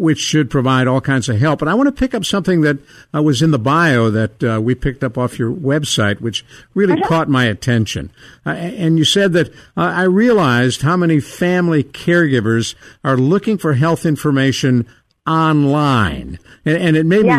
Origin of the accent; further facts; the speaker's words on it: Cleveland, Ohio, United States; I grew up in Cleveland